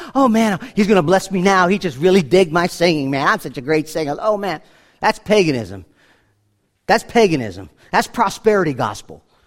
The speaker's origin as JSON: {"language": "English", "town": "New York City", "region": "New York", "country": "United States", "said": "I'm from New York City"}